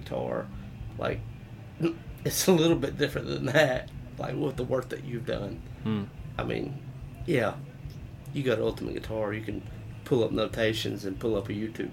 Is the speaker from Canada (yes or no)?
no; Alabama, United States; I'm from Alabama, and just across the state line.